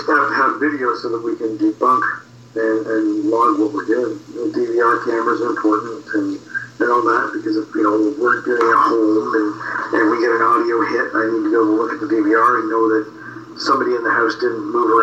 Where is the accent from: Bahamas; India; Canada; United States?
Canada; just outside of Toronto, Ontario; I moved back to my hometown, like I'm just outside of Toronto